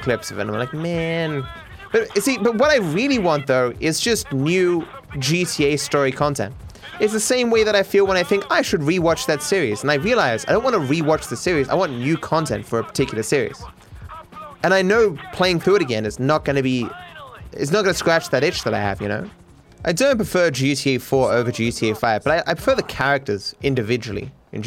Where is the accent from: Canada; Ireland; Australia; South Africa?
Australia; being Australian